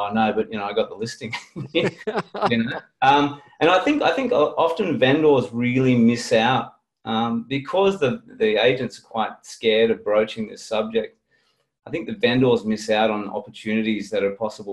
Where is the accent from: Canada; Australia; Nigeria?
Australia; Sydney, New South Wales; moved away as an adult; now in Port Macquarie, Australia; I'm originally from Sydney, from the Northern Beaches in Sydney